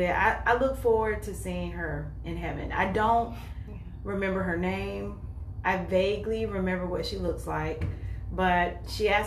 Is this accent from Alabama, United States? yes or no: no; North Carolina, United States; moved away as an adult; now in Columbus, United States; I am 44 years old. Um, I've been living in Columbus um, since about 2015, but I'm originally from North Carolina